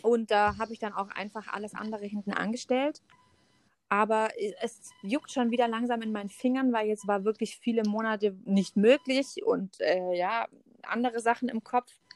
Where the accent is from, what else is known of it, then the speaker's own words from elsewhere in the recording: near Stuttgart, Swabia, Baden-Württemberg, Germany; accent: Swabian; Ich komme aus der Nähe von dem wunderschönen Stuttgart, dem äh, wunderbaren Schwabenland. Versuche mein Schwäbisch äh, sehr dezent zurückzuhalten